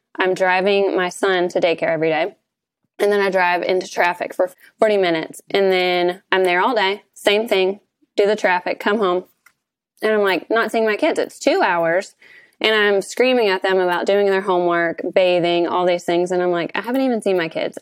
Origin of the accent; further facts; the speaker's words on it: Kentucky, United States; We have a ten-unit resort on the lake that we do short-term rentals here in my hometown